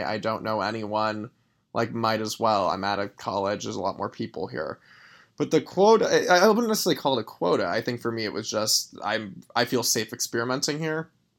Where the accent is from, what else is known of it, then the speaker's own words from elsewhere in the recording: Los Angeles, California, United States; Grew up in Los Angeles.